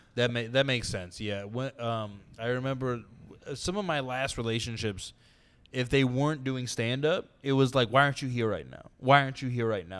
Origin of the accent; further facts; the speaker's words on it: San Diego, California, United States; I'm from San Diego